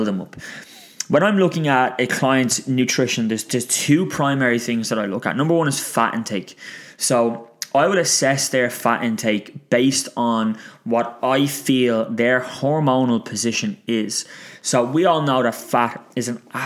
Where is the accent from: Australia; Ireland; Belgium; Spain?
Ireland; it's just ingrained in our DNA as Irish people